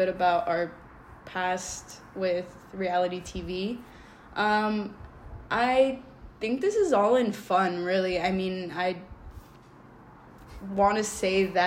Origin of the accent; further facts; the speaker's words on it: Los Angeles County, California, United States; we are from California. We are Los Angeles County